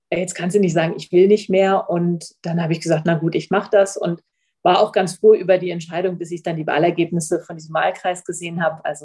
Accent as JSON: {"language": "German", "town": "Oldenburg", "region": "Lower Saxony", "country": "Germany", "said": "Und genau, ursprünglich komme ich aus Oldenburg."}